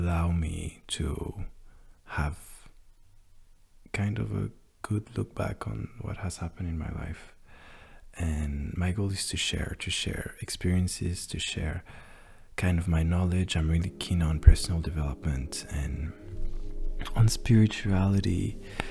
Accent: France; English is a second language; even though I was born in France. I always lived my whole life in France

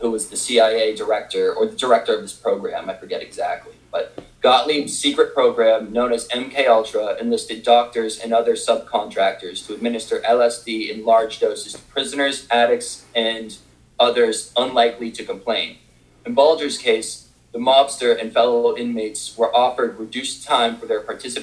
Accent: Boston, Massachusetts, United States; I'm from Boston

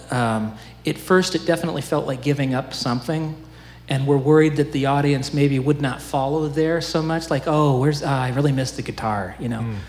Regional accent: Oskaloosa, Iowa, United States; I'm from Oskaloosa

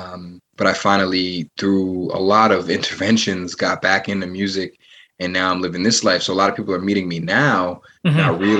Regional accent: Providence, Rhode Island, United States; Most of my life has been spent in Providence. I was born in Providence, went to school in Providence.

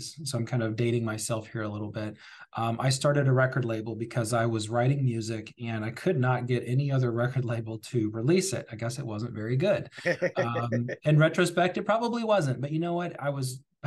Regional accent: New Albany, Indiana, United States; I was born and raised in Southern Indiana, specifically New Albany, Indiana

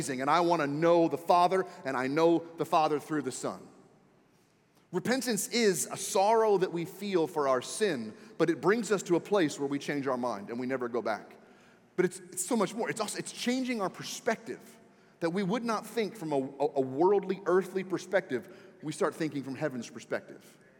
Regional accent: Washington, District of Columbia, United States; moved away; I was born and raised in Washington, D.C., so I was raised a Redskins fan

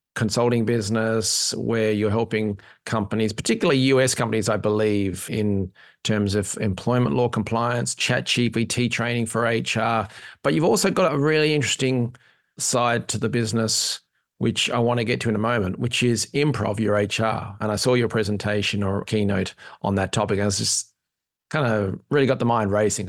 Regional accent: Australia; now in Ireland; I'm an Aussie in Ireland

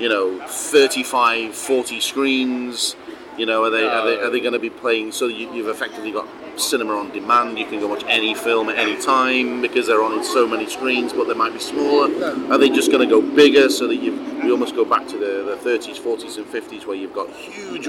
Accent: Warrington, North West England, United Kingdom; born or raised there

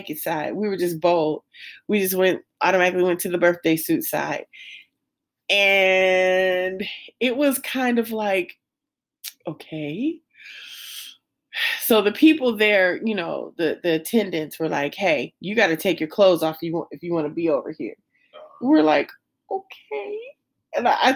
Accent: Las Vegas, Nevada, United States; I'm from Vegas

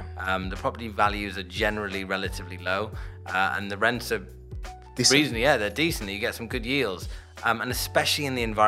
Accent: Durham, North East England, United Kingdom; the northeast, which is I'm from Durham City

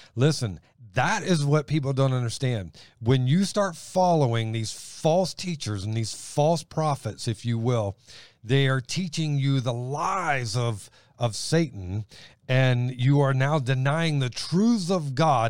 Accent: Elyria, Ohio, United States; also born or lived in Steubenville, Ohio; I was born in Steubenville, raised up around Lorraine, Elyria

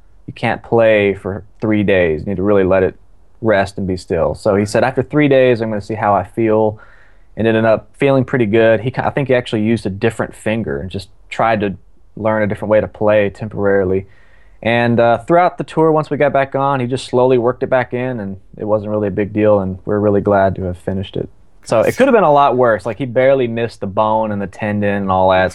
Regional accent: Shreveport, Louisiana, United States; I'm personally from Shreveport, Louisiana

